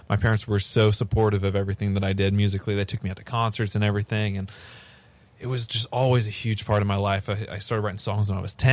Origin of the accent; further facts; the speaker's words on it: Seattle, Washington, United States; now in Nashville, United States; I'm originally really from Seattle